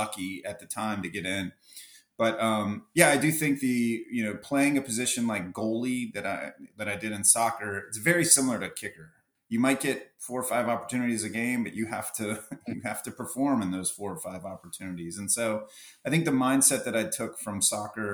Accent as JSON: {"language": "English", "town": "Jacksonville", "region": "Florida", "country": "United States", "tie": "born or raised there", "said": "I was born and raised here"}